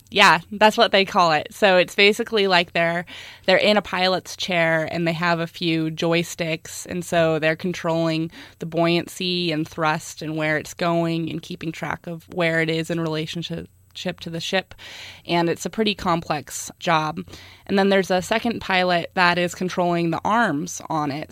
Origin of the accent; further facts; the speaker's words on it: South Lake Tahoe, California, United States; I grew up in South Lake Tahoe